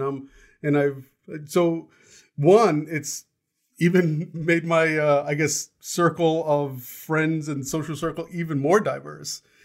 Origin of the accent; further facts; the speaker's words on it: United States; I was born here. I didn't actually belong in India because I'm American. I grew up in a very diverse community